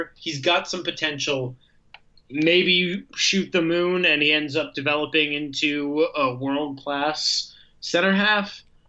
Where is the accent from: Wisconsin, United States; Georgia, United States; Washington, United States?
Wisconsin, United States; now in Chicago, United States; I grew up in Wisconsin